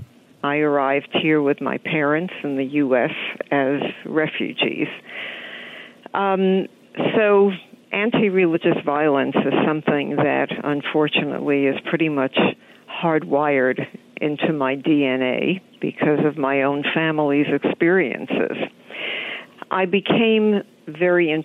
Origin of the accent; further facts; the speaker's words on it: New York, United States; I'm a New Yorker too